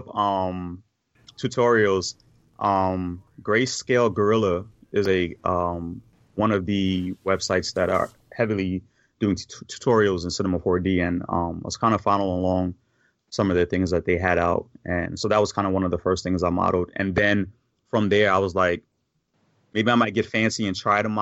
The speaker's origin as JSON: {"language": "English", "region": "New York", "country": "United States", "tie": "born or raised there", "moved": "yes", "lives_now": "Virginia, United States", "said": "growing up in New York in the area that I grew up"}